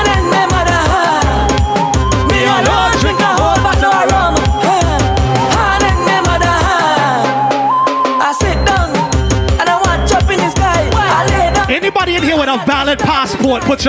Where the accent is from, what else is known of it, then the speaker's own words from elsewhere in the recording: Trinidad & Tobago; I is a Trinidadian